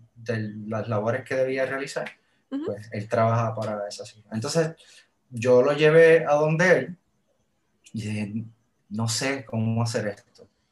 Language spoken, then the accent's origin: Spanish; Puerto Rico; Yo, vengo de Puerto Rico, yo vengo del trópico